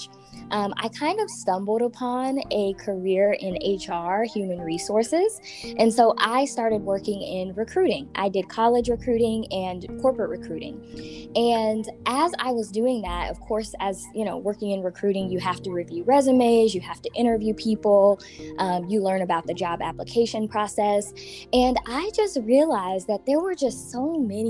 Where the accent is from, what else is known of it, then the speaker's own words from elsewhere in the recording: Wichita, Kansas, United States; moved away as an adult; also born or lived in Seattle, Washington; now in Kansas City, United States; I was born in Seattle, Washington. When I was little, I moved to Wichita, and that's pretty much where I grew up and where I was raised